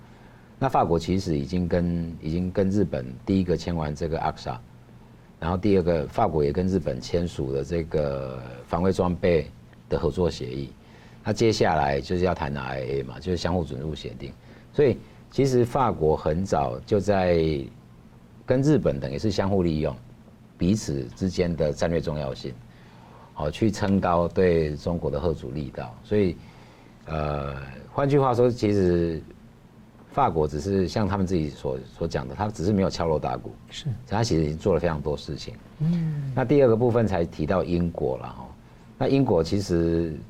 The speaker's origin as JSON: {"language": "Chinese", "country": "Taiwan", "said": "那我跟他聊了蛮多，他知道我是台湾来了之后，我们就交换了一些意见嘛。"}